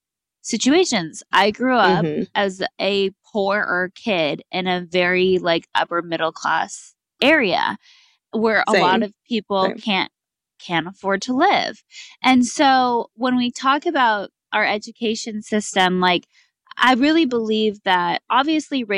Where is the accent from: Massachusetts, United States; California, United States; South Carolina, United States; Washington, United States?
California, United States; I grew up in California in a bubble because California is obviously like very liberal